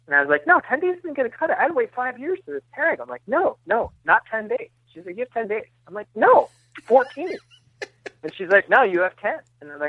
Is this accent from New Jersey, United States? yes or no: yes; New Jersey, United States; I grew up in New Jersey.